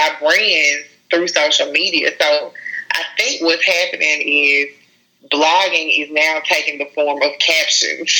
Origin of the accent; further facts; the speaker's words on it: Jackson, Mississippi, United States; also born or lived in Lafayette, Louisiana / Baton Rouge, Louisiana; I like to tell people I'm really from Baton Rouge, even though I've grown up in Jackson. And Jackson is where I consider it to be home